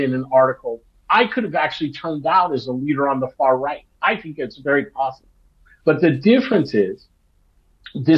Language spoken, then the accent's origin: English; Los Angeles, California, United States; also born or lived in Long Beach, California; I grew up in Los Angeles and in Long Beach